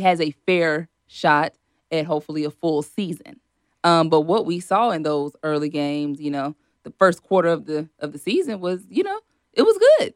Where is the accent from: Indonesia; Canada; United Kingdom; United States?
United States; Shreveport, Louisiana; moved away as an adult; now in Lafayette, United States; I'm from Shreveport